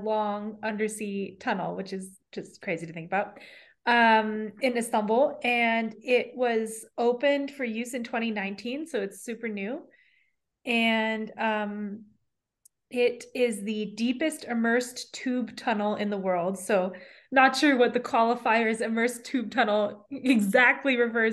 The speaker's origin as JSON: {"language": "English", "region": "New York", "country": "United States", "said": "I come from New York"}